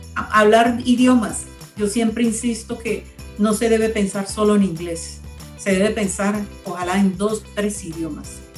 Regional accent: Colombia; nosotros también como colombianos

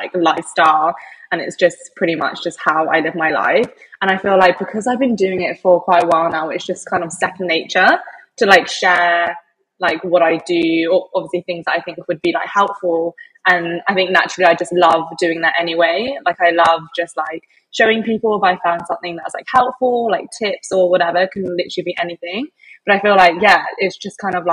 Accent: England, United Kingdom; moved away as an adult; now in Sydney, Australia; As you can probably tell from my accent, I'm originally from England. I was brought up there.

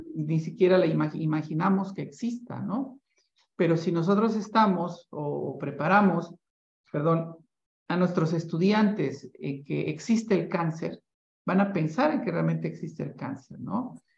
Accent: Mexico

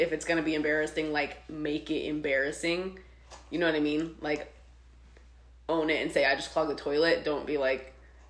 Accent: Florida, United States; When I was 19, growing up in Florida, I got a job as a secretary to the vice president of an engineering company.

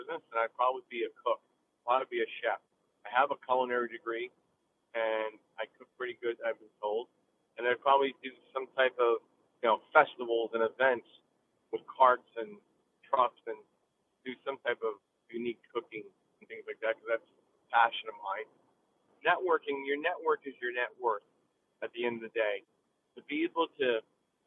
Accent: New Jersey, United States; also born or lived in Allentown, Pennsylvania; now in Philadelphia, United States; I came to Philadelphia from Allentown, Pennsylvania, originally from North Jersey.

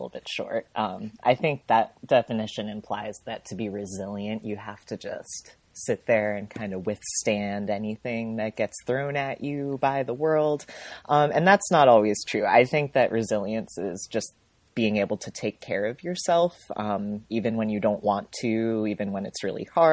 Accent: Rhode Island, United States; also born or lived in Minnesota; I was born in Minnesota, really cold. I lived there at the beginning of my life before my parents moved me to Rhode Island

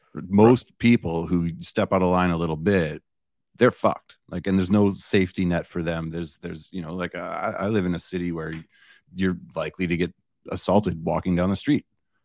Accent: Canada; as a Canadian

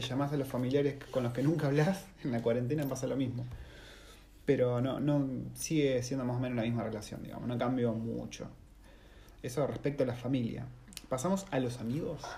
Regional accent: Campana, Buenos Aires Province, Argentina; moved away as an adult; De Campana, ciudad industrial

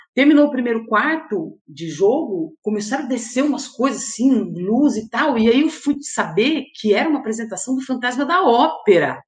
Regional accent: Jundiaí, São Paulo, Brazil; de Jundiaí, que é a minha cidade natal

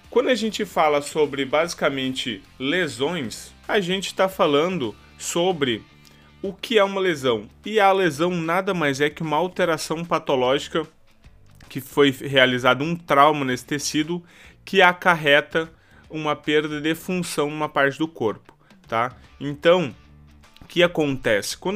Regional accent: Santa Maria, Rio Grande do Sul, Brazil; eu sou fisioterapeuta, para quem não me conhece. Eu sou aqui da cidade de Santa Maria, tá?

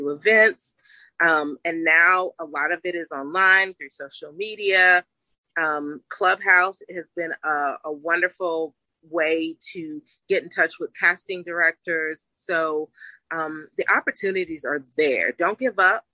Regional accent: West Virginia, United States; I'm from West by God, Virginia. So I'm a country girl

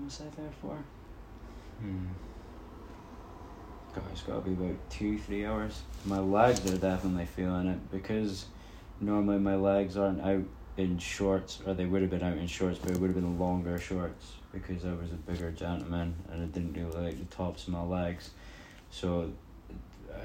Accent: Scotland, United Kingdom; coming from Scotland

